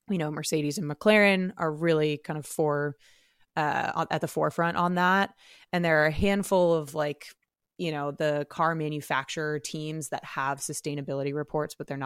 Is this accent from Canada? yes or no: yes; Canada; Maybe he'll show up to Montreal as our Canadian.